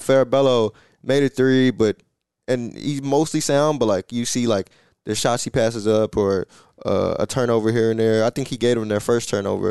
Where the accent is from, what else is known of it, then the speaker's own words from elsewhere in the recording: Chicago, Illinois, United States; I'm from Chicago